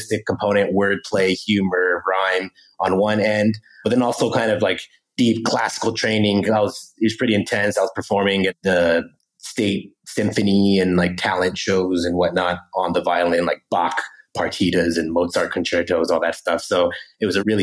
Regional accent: Harrisburg, Pennsylvania, United States; moved away; I'm born and raised in Harrisburg, Pennsylvania

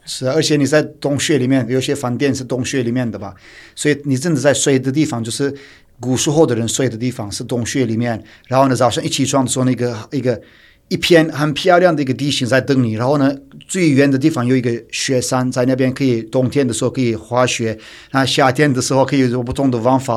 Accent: Turkey; Chinese is a second language; now in Taiwan; 我是土生土长土耳其人

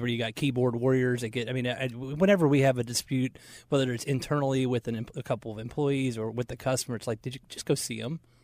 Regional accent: Marietta, Georgia, United States; now in Charlotte, United States; We grew up in Marietta, Georgia

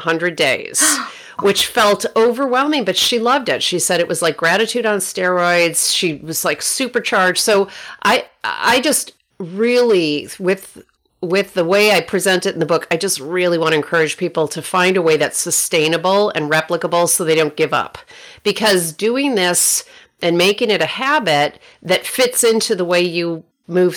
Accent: Rochester, New York, United States; now in Oakland, United States; my hometown of Rochester, New York

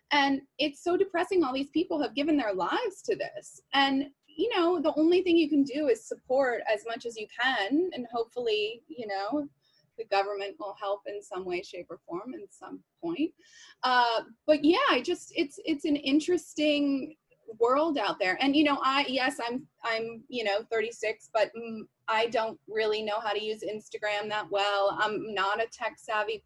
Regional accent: Laguna Beach, California, United States; moved away as an adult; also born or lived in Aspen; now in New York, United States; I grew up in Southern California in Laguna Beach

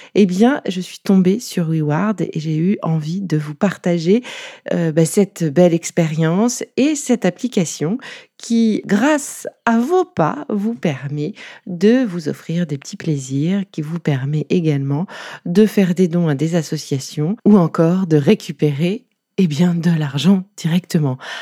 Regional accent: Nice, Provence-Alpes-Côte d'Azur, France; Je suis niçoise aussi

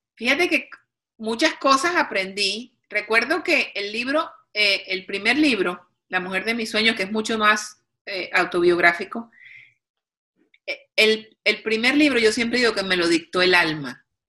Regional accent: Cartagena, Bolívar, Colombia; de Cartagena, Colombia, de donde soy yo

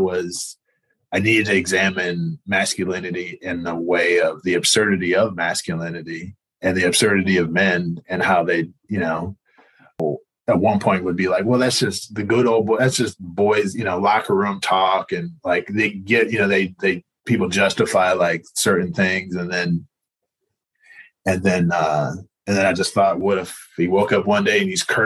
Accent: Northern Virginia, United States; also born or lived in north of Seattle, Washington; now in Portland, United States; I grew up in Virginia and Northern Virginia, right outside of DC.

